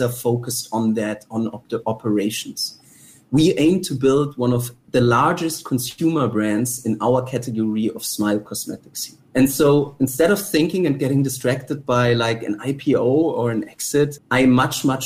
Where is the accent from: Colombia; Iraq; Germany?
Germany; now in Singapore; I am originally from Germany, but I think, so first of all, Singapore is my home